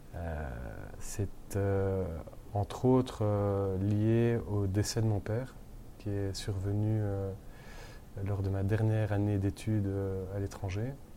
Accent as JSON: {"language": "French", "town": "Brussels", "region": "Brussels-Capital Region", "country": "Belgium", "also_born_or_lived": "London", "said": "chez nous à Bruxelles"}